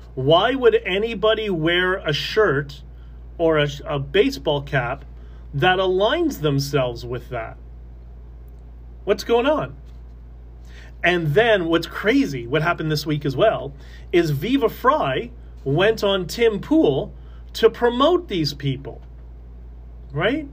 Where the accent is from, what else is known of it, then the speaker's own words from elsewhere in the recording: Canada; I'm just Canadian. That that's it. I am Canadian first